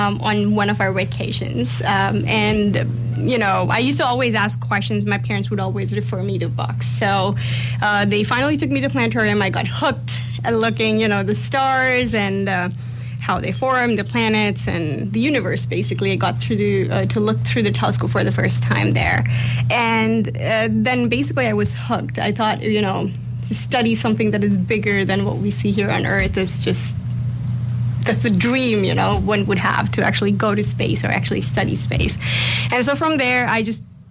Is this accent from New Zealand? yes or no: no; India; moved away as an adult; also born or lived in Toronto; now in London, Canada; I come from, comparatively a smaller town in India